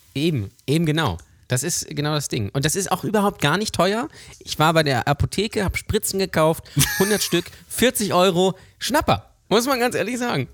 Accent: Lübeck, Schleswig-Holstein, Germany; ich komme gebürtig aus Lübeck und bin auch hier aufgewachsen

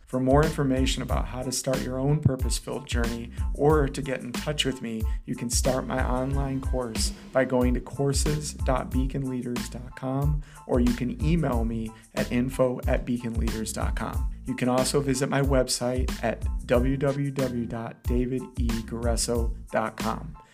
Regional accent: Detroit, Michigan, United States; I grew up in the Detroit area

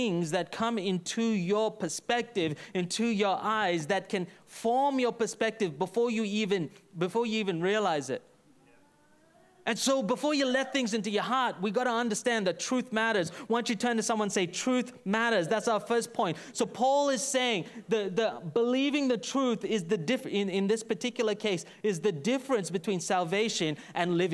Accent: Brisbane, Queensland, Australia; from Brisbane, son of Melvin

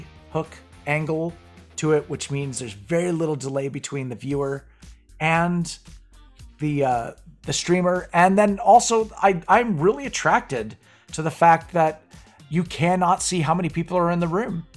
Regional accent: Canada; I'm Canadian.

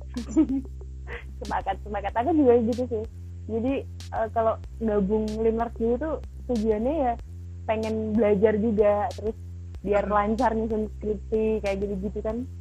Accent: Madiun, East Java, Indonesia; di tempat asalku di Madiun

